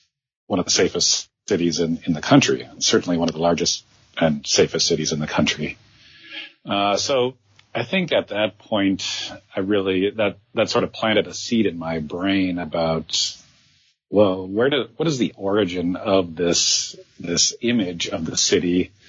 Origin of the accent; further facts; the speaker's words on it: Green Bay, Wisconsin, United States; moved away as an adult; So my background, I am a Midwesterner by birth. I actually grew up in Wisconsin, Green Bay, Wisconsin, to be exact. And after college, I wanted to work in the film industry, and I actually moved to New York because of that.